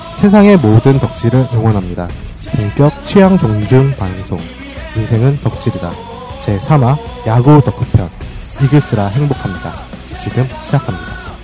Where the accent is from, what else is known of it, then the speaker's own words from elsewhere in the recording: Daegu, South Korea; 저는 대구 출신이다 보니까는